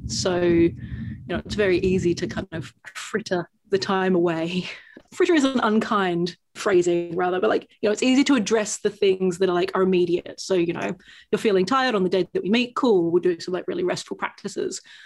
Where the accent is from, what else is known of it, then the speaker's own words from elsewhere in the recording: Australia; now in United Kingdom; I'm from Australia